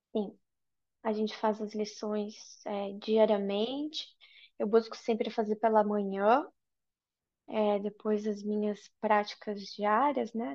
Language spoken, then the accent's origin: Portuguese; Brazil; moved away as an adult; also born or lived in Ireland; now in Sweden; eu saí do Brasil quando eu tinha 21 anos, sozinha, e me mudei para a Irlanda, onde eu morei por quatro anos